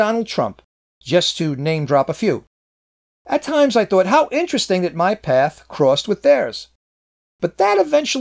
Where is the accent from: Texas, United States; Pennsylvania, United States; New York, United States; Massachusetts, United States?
New York, United States; New York City; my hometown of Manhattan